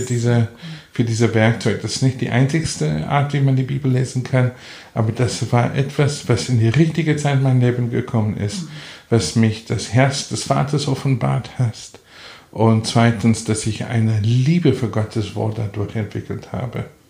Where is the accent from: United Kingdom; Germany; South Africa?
South Africa; German is a second language; also born or lived in Namibia; now in Salzburg, Austria; wir sind, wenn ich fünf Jahre alt war, nach Südafrika umgezogen. So, ich bin eigentlich Südafrikaner